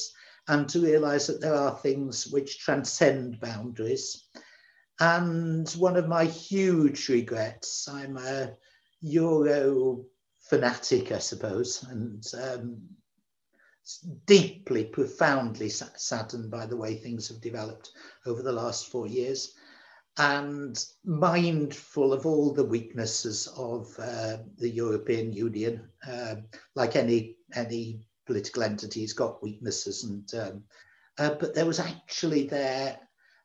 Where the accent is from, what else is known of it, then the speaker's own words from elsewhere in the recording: Manchester, North West England, United Kingdom; now in Wales, United Kingdom; I was brought up in Manchester